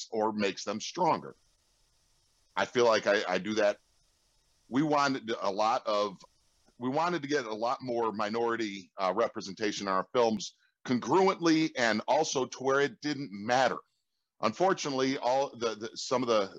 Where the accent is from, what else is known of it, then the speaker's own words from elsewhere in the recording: Chicago, Illinois, United States; I grew up on the South Side of Chicago